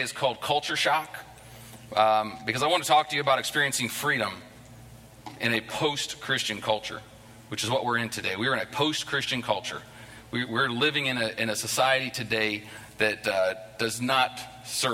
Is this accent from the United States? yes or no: yes; United States; moved away as an adult; I'm an American living in this place where there's probably 20, 30 Americans in the whole city